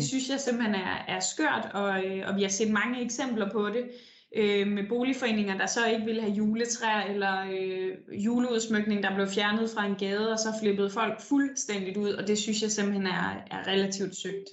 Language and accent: Danish; Denmark; now in Copenhagen, Denmark; der kom en flygtningelejr til den by, jeg voksede op i, og det betyder jo sindssygt meget i sådan en lille